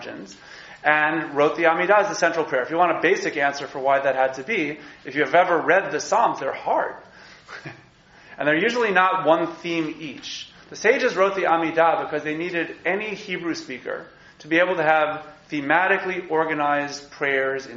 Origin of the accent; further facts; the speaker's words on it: New York, United States; As a New Yorker